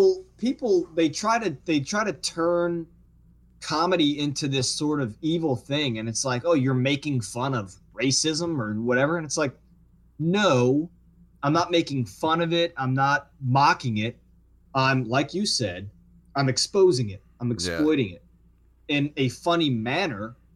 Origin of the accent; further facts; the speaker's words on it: Metairie, Louisiana, United States; I'm like, oh, no, I'm from here. I grew up over in Metairie on Dumaine Street.